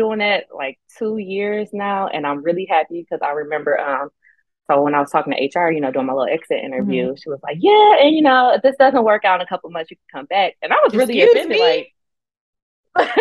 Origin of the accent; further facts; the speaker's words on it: Southfield, Michigan, United States; also born or lived in Detroit, Michigan / New York; I did grow up in Southfield too